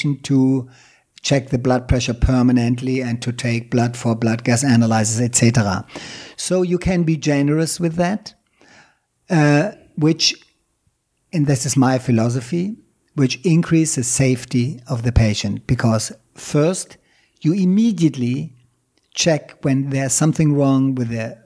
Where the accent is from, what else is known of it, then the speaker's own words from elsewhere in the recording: Germany; moved away; also born or lived in Thailand; my home country, Germany